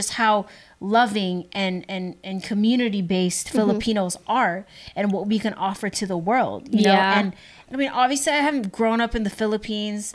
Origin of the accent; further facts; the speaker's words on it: United States; my own upbringing here in, mm-hmm. in America